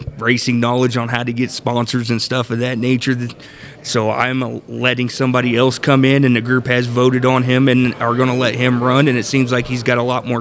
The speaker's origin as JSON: {"language": "English", "town": "Kokomo", "region": "Indiana", "country": "United States", "said": "I'm from Kokomo, Indiana."}